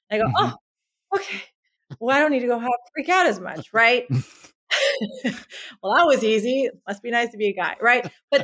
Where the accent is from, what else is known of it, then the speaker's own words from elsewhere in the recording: Southern California, United States; I grew up in Southern California